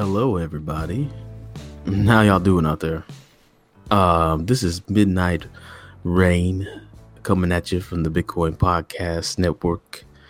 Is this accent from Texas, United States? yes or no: yes; Texas, United States; I'm from Texas